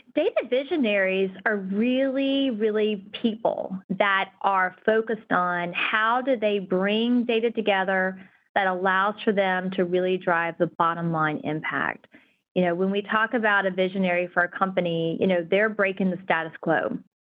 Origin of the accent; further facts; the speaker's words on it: North Carolina, United States; now in California, United States; I'm from North Carolina